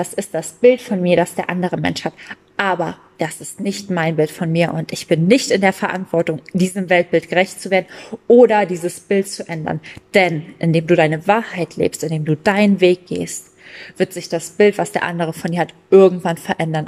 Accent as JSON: {"language": "German", "country": "Germany", "said": "bei uns in Deutschland"}